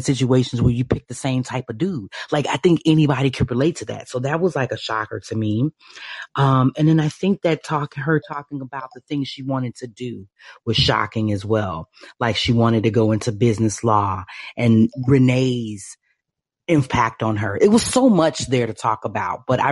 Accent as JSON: {"language": "English", "region": "Midwest", "country": "United States", "tie": "born or raised there", "said": "as a little Black girl coming up, living in the Midwest."}